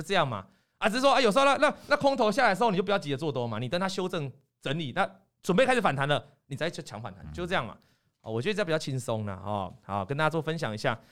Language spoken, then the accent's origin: Chinese; Taiwan; 我们台湾人